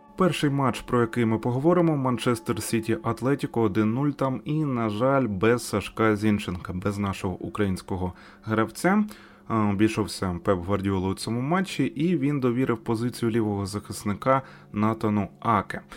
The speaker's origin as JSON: {"language": "Ukrainian", "country": "Ukraine", "said": "Ми з України."}